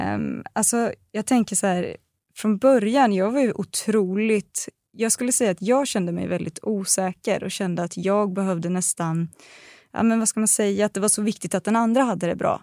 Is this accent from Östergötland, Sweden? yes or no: yes; Östergötland, Sweden; accent: östgötska; Jag får alltid höra att min östgötska är så helt otrolig